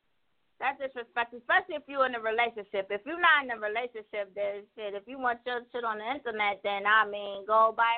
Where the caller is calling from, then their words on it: Buffalo, New York, United States; I'm calling from Buffalo, New York.